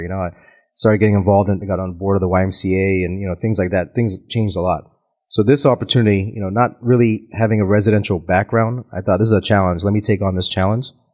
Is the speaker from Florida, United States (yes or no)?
yes; Tampa, Florida, United States; also born or lived in Auckland, New Zealand / Los Angeles; born in Auckland, New Zealand, but I grew up here in Tampa, Florida.